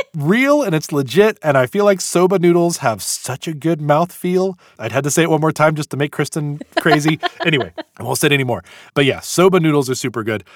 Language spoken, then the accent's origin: English; United States; We're American